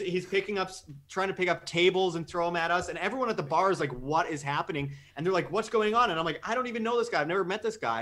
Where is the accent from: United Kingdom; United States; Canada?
Canada; moved away; I'm, I'm Canadian